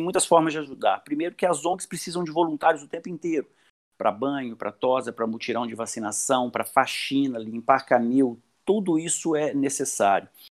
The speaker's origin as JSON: {"language": "Portuguese", "town": "Belo Horizonte", "region": "Minas Gerais", "country": "Brazil", "said": "sou de Belo Horizonte"}